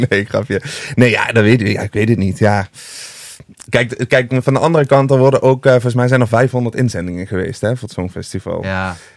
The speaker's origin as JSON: {"language": "Dutch", "region": "Limburg", "country": "Netherlands", "moved": "yes", "lives_now": "Amsterdam, Netherlands", "said": "Want ik vind Amsterdam te gek, daar woon ik ook. Maar ik ben wel echt een Limburger."}